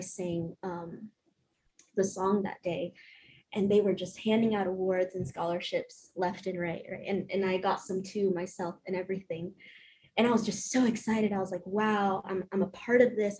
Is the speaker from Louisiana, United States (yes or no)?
no; South Carolina, United States; born or raised there; also born or lived in Honduras